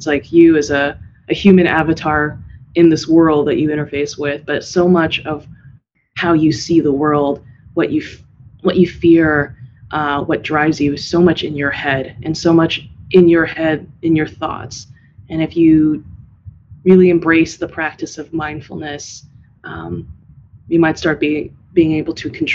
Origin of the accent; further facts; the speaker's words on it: San Diego, California, United States; moved away as an adult; now in Bay Area, United States; I'm originally from San Diego